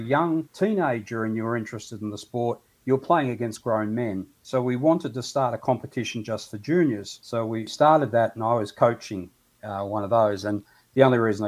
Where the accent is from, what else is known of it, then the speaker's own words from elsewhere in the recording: Melbourne, Victoria, Australia; I went in my hometown, got a job, got married